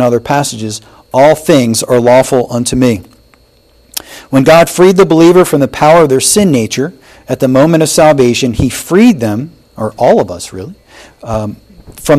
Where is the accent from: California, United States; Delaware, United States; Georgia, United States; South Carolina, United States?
Delaware, United States; Wilmington; I grew up in Wilmington, Delaware